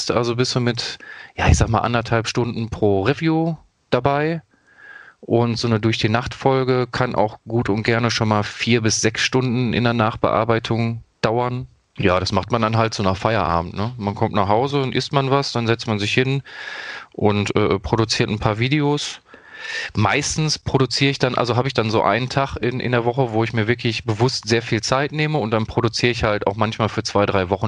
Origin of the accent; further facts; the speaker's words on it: Dortmund, North Rhine-Westphalia, Germany; Also ich komme ja aus Dortmund, das ist, glaube ich, hinlänglich bekannt für die Leute, die mich kennen.